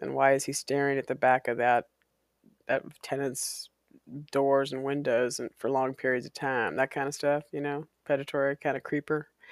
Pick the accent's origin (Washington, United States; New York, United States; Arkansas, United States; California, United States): Washington, United States; Walla Walla; I grew up in Walla Walla, Washington